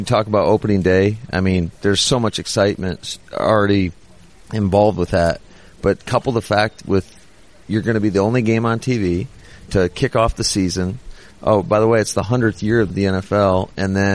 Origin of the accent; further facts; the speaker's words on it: Mount Pleasant, Michigan, United States; now in Green Bay, United States; my hometown, to be honest with you, growing up in Mount Pleasant, Michigan